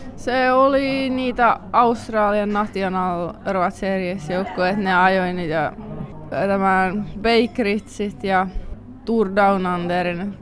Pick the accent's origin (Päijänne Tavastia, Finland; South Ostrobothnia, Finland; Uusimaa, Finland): South Ostrobothnia, Finland; Kauhajoki; moved away as an adult; now in Belgium; mä tuun Kauhajoelta